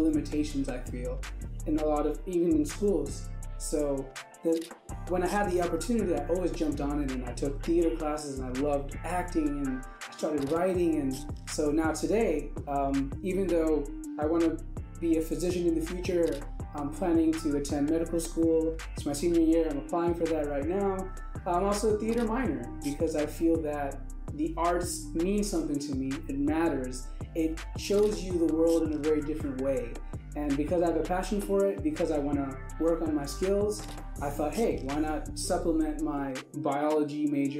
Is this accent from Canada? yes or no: no; Pakistan; now in United States; I was originally born and raised in Pakistan